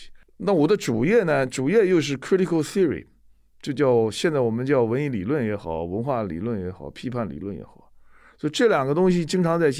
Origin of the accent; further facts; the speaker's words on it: China; moved away as an adult; now in United States; 作为一个中国人来说，